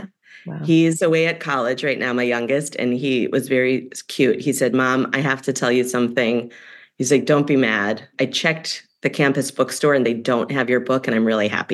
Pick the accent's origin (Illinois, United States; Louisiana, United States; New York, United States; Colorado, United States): Illinois, United States; Evanston; moved away; My hometown paper in Evanston, Illinois